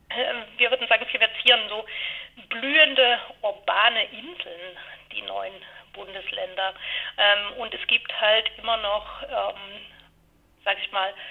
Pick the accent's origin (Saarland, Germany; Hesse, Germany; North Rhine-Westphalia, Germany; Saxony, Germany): Saxony, Germany; Dresden; Ich stamme ähm, aus Dresden, also aus der ähm, damaligen DDR